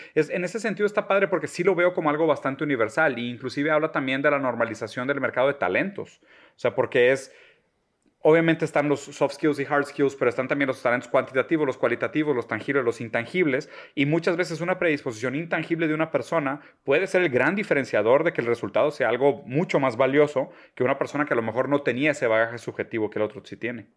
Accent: Brazil; moved away; nosotros también somos inmigrantes, o sea, nosotros somos brasileños

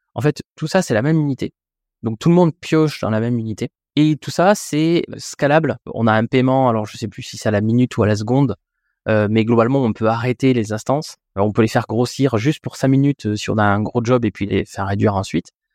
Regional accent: France; en tant que Français

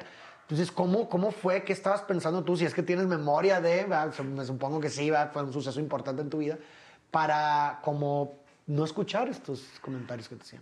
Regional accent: Monterrey, Nuevo León, Mexico; Yo también soy de Monterrey

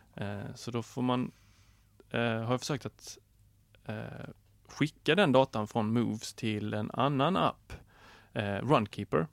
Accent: Skåne, Sweden; jag är skåning

